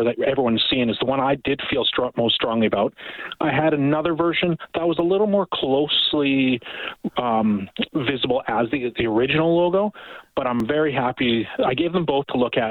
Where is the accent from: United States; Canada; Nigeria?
Canada; Edmonton, Alberta; I grew up in Edmonton my entire life